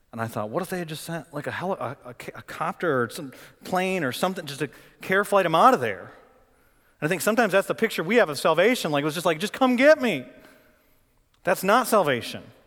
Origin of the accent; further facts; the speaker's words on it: Flint, Michigan, United States; now in Raleigh, United States; I'm from Flint, Michigan.